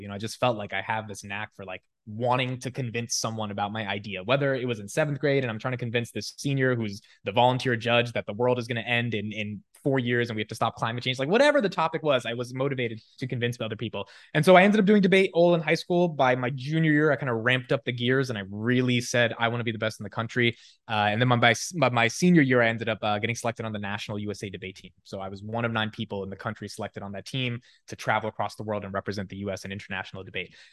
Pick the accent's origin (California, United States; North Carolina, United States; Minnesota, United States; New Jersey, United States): New Jersey, United States; Newark; also born or lived in Union, New Jersey; So, yeah, so Newark, I was there for about, like, ten years, and then we moved fifteen minutes over to Union. Um, but I went to high school in Newark